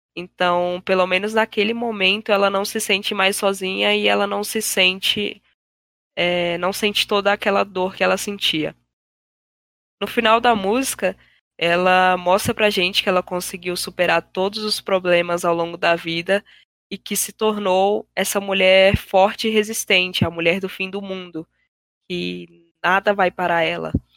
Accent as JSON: {"language": "Portuguese", "country": "Brazil", "said": "nós como brasileiros"}